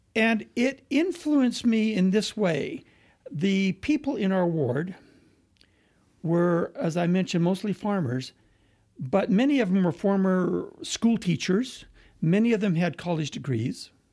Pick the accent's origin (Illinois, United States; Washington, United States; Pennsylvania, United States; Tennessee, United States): Washington, United States; Moses Lake; moved away; also born or lived in Price, Utah / Quebec; we moved to the Pacific Northwest, and I grew up in a little farming town, uh, called Moses Lake